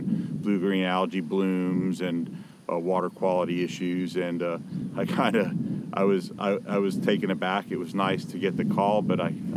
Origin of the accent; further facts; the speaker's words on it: Miami, Florida, United States; now in West Coast of Florida, United States; I was born and raised in Miami.